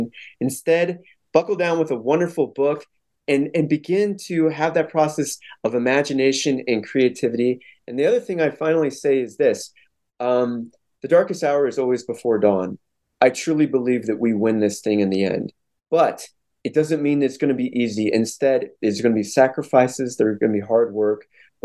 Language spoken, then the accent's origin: English; St. Louis, Missouri, United States; where I come from St. Louis